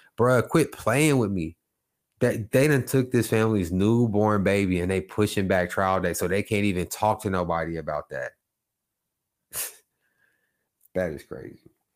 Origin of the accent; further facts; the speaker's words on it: Oklahoma, United States; I'm from Oklahoma.